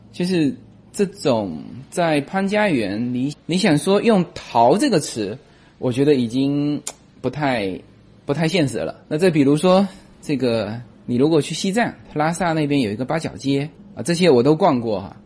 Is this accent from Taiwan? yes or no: no; Fuzhou, Fujian, China; moved away; 我是福州人嘛